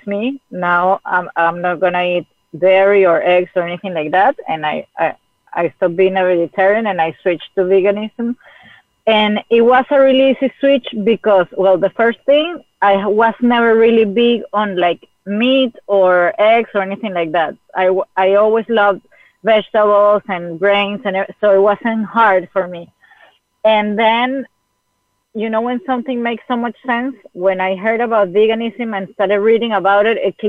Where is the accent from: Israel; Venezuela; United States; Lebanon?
Venezuela; moved away; I'm from Venezuela. I was living in Venezuela.